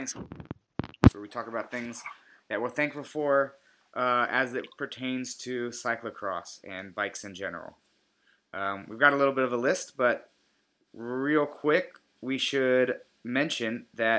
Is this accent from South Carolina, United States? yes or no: no; Richmond, Virginia, United States; moved away; also born or lived in New York; my hometown of Richmond, Virginia